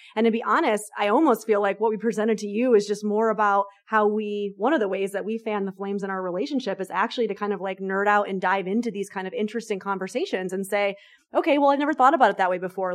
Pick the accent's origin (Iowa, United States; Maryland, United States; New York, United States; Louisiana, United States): New York, United States; I'm a New Yorker